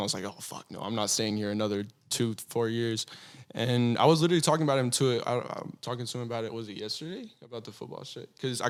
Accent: Athens, Texas, United States; I was desperate to get out of my hometown. Desperate, because I come from a really, really, really small kind of retirement town, and it's called Athens, Texas.

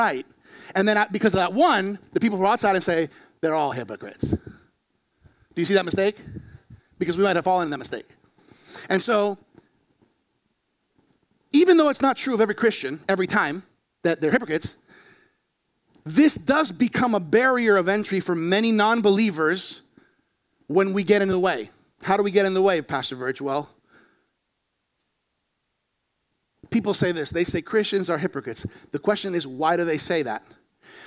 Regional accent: Florida, United States; I was born here in Florida

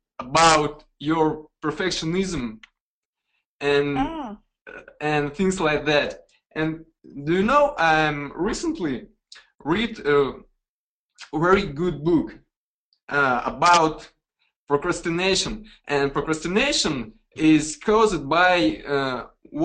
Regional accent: Russia; English is a second language; I am from Russia

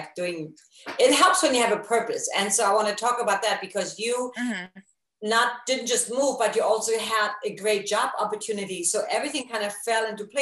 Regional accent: East Germany, Germany; moved away; me growing up in East Germany

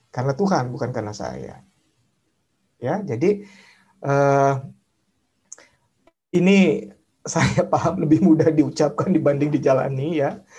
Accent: Jakarta, Indonesia; saya orang Tionghoa tinggal di daerah Tanjung Priuk, Jakarta dan sering jadi sasaran bully macam-macam lah

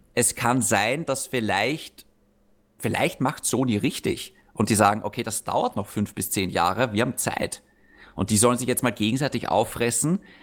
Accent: Austria; für uns in Österreich

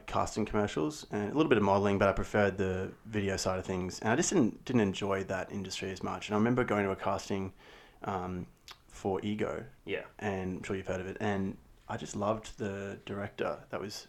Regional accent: Brisbane, Queensland, Australia; did a lot of theatre growing up in Brisbane Junior Theatre and drama

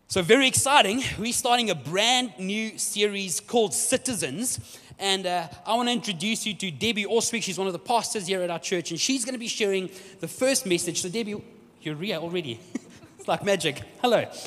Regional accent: South Africa; also born or lived in Brazil; I am proudly South African, very proudly South African, in fact

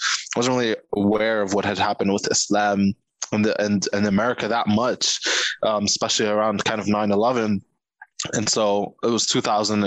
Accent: Egypt; first language Arabic; English is a second language; now in New York City, United States; growing up in Egypt, it was like, yeah, the first language was Arabic, but second language was English

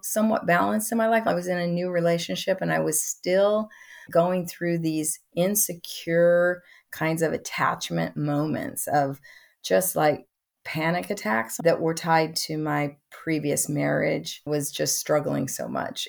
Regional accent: Midwest, United States; I come from the Midwest

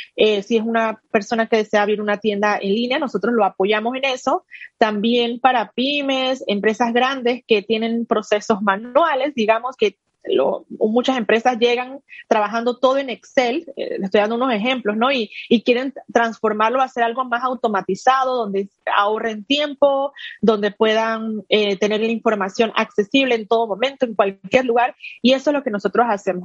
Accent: Panama; also born or lived in United States; soy panameña

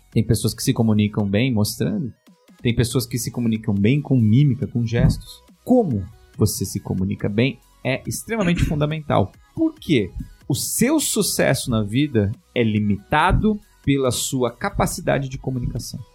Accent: São Paulo, Brazil; eu sou da Zona Leste de São Paulo

